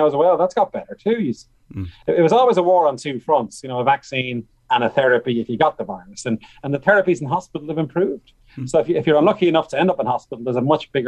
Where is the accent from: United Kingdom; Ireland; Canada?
Ireland; Bray, Leinster; I'm from Bray County Wicklow, from Pres Bray